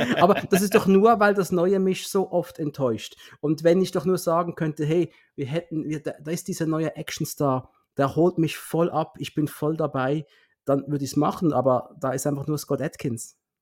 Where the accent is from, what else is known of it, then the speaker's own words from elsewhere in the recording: Switzerland; now in Basel, Switzerland; für uns Schweizer